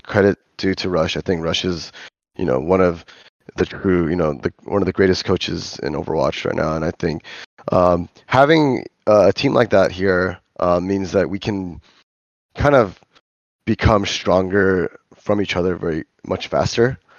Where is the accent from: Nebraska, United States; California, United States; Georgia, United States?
California, United States; Los Angeles; now in Korea; I'm from L